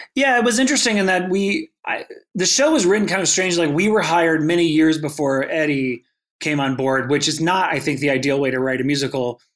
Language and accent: English; North Carolina, United States; moved away as an adult; now in New York, United States; growing up in North Carolina